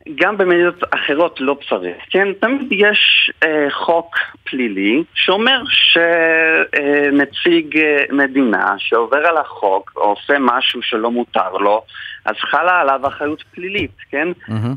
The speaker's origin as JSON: {"language": "Hebrew", "country": "Poland", "tie": "born or raised there", "moved": "as an adult", "lives_now": "Israel", "said": "אני גדלתי בפולין, אז אה, למדתי משפטים ואז עליתי לארץ"}